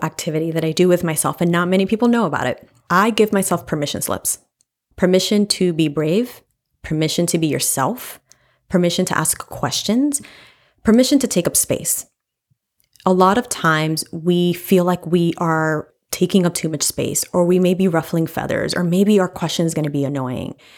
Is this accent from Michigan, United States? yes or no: no; New York City, New York, United States; I grew up in Washington Heights and then from the Bronx